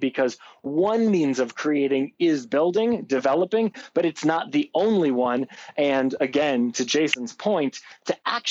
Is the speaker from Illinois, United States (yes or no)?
yes; Chicago, Illinois, United States; now in Aspen, United States; I grew up in Chicago, but I grew up as one of those tourists